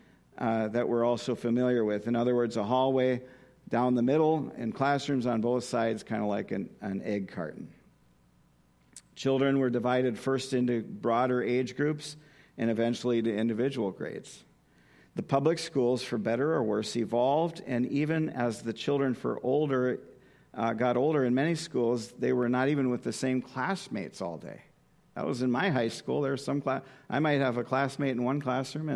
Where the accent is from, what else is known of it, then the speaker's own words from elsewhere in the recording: Minot, North Dakota, United States; my hometown of Minot, North Dakota